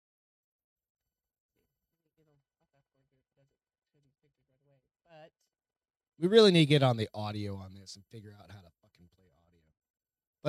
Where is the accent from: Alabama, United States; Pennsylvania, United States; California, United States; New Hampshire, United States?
New Hampshire, United States; I'm from New Hampshire